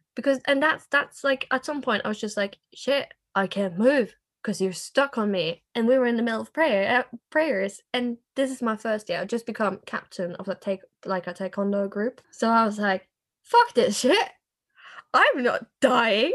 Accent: Norway; also born or lived in England; I am from Norway

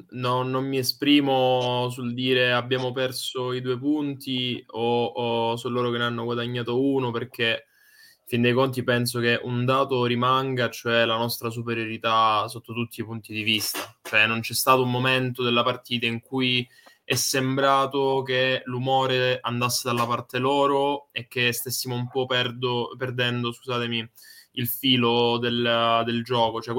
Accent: Cosenza, Calabria, Italy; now in Florence, Italy; in questo momento sono a Cosenza che è la mia città natale, altrimenti vivo a Firenze.

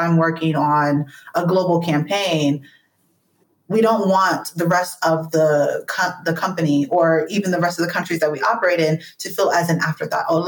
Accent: United States; moved away as an adult

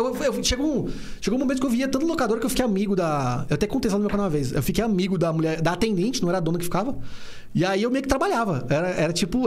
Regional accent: Brasília, Federal District, Brazil; eu nasci na KNL, cara. Uhum. Eu, fiquei ali na KNL até casar com 27 anos.

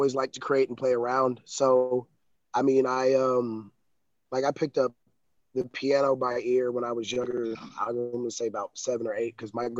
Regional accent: Atlanta, Georgia, United States; also born or lived in Chicago; now in Tennessee, United States; I'm from the South. I'm from Atlanta, Georgia

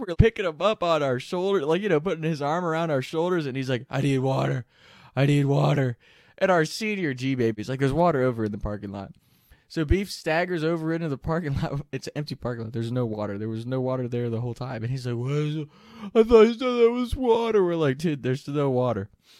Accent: Kentucky, United States; we're from Kentucky, so it's really hilly area.

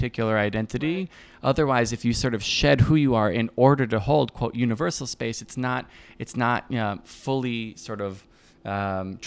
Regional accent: Miami, Florida, United States; now in Brooklyn, United States; I'm from Miami

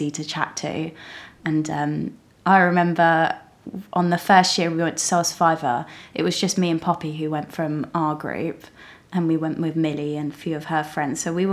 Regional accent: Rustington, South East England, United Kingdom; I grew up in like Rustington area

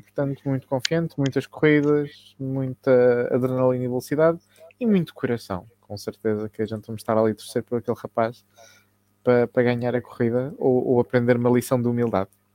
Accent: South Africa; Eu nasci na África do Sul

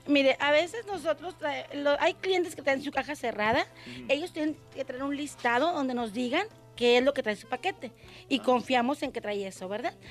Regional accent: Monterrey, Nuevo León, Mexico; yo soy de Monterrey, Nuevo León

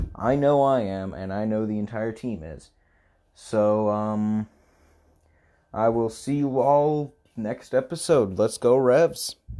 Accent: Pittsburgh, Pennsylvania, United States; moved away; I lived in Pittsburgh, my hometown club there, Steel F C

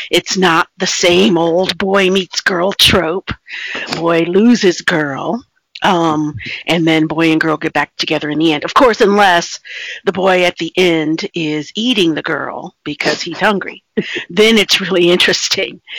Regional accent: East Coast, United States; born there; Uh, well, I was born on the East Coast, and um, I have traveled extensively.

